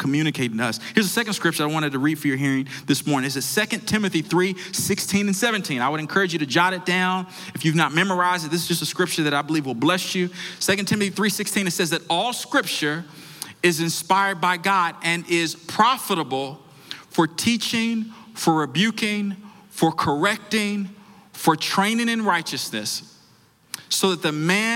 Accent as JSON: {"language": "English", "town": "Washington", "region": "District of Columbia", "country": "United States", "tie": "born or raised there", "said": "I grew up in Washington, D.C."}